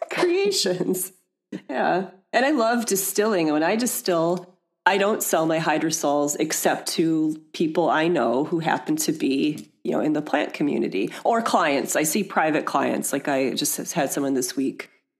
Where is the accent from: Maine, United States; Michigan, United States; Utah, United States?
Michigan, United States; And again, I mentioned I'm from Michigan. I was able to visit my parents.